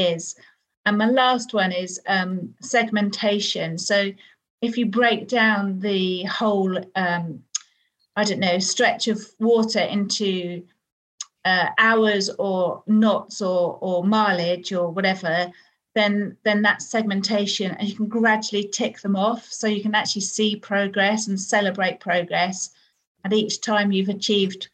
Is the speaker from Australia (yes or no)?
no; United Kingdom; I'm British